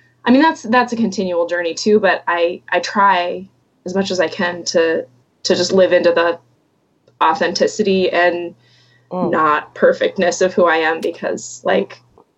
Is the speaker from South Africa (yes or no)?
no; Atlanta, Georgia, United States; now in Minnesota, United States; But I am, yes, I live in Minnesota. I grew up in Atlanta. I've kind of lived all over, not all over, but I've lived in different places in the U.S.